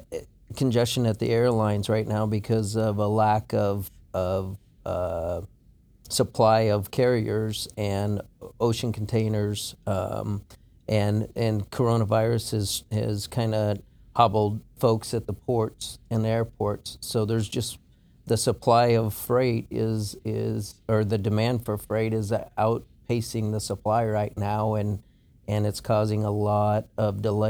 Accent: Colorado, United States; moved away as an adult; also born or lived in Omaha, Nebraska; now in Houston, United States; I grew up in Colorado.

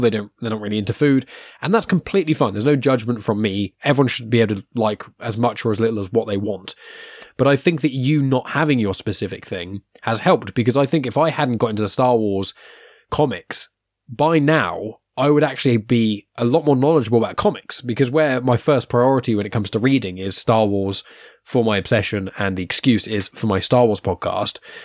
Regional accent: England, United Kingdom; we're English

